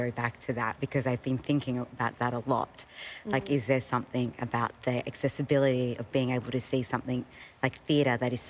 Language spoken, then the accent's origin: English; Sydney, New South Wales, Australia; I am a proud Gomeroi and Torres Strait Islander woman, and I grew up on Darug land in Western Sydney.